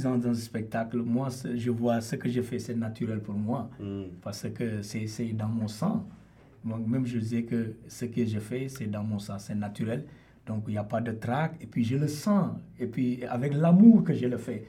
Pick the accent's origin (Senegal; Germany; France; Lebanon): Senegal; moved away as an adult; now in Toronto, Canada; je viens du Sénégal, de l'ouest du continent africain.